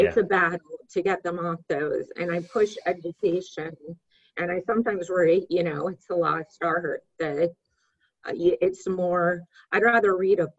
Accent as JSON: {"language": "English", "town": "Fairfax", "region": "Virginia", "country": "United States", "tie": "born or raised there", "also_born_or_lived": "California", "moved": "as an adult", "said": "I grew up in Northern Virginia, Fairfax"}